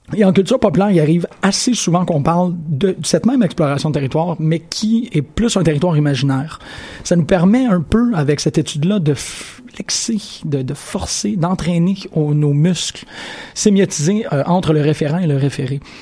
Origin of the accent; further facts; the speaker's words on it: Sherbrooke, Quebec, Canada; je suis né à Sherbrooke